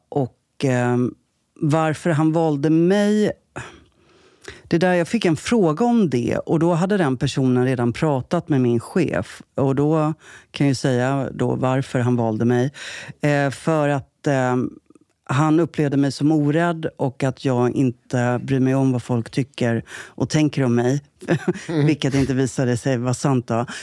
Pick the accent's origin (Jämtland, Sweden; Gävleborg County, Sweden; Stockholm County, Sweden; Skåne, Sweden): Stockholm County, Sweden; Jakobsberg; also born or lived in Södertälje; uppvuxen i Jakobsberg.